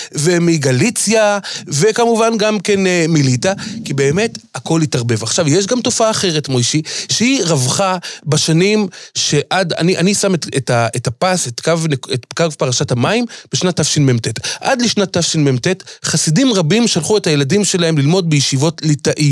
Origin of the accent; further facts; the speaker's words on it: Jerusalem, Jerusalem District, Israel; אני ירושלמי כמובן, גדלתי בירושלים, שכונת בתי הונגרין